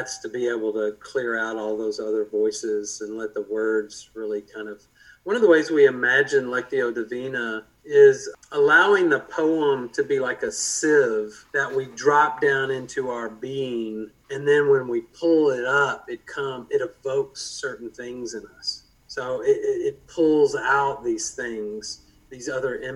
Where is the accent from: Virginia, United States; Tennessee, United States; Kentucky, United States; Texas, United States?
Kentucky, United States; Louisville; I was raised here in Louisville and went to Wagner High School